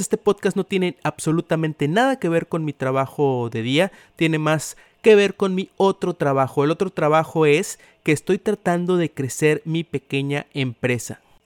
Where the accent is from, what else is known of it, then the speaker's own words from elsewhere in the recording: Tampico, Tamaulipas, Mexico; soy originario de Tampico, Tamaulipas